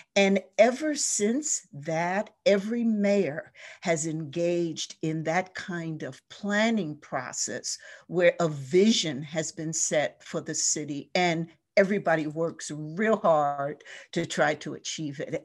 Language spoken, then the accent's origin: English; New Jersey, United States; moved away as an adult; also born or lived in Baltimore / Philadelphia; now in Detroit, United States; I grew up on the East Coast in a small coastal ch-, town in New Jersey, right on the shore.